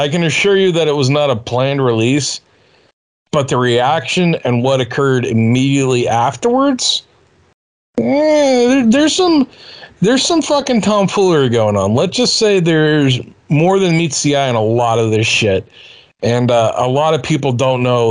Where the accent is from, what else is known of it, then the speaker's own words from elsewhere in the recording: Boston, Massachusetts, United States; I'm an Irish kid from Boston